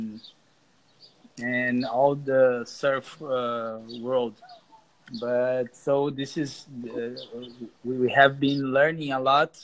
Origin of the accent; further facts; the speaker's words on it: South Region, Brazil; English is a second language; I'm from Brazil